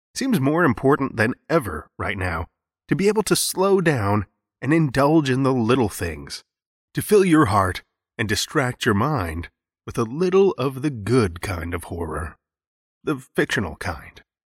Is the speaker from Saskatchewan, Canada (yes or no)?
yes; Saskatoon, Saskatchewan, Canada; here in my hometown of Saskatoon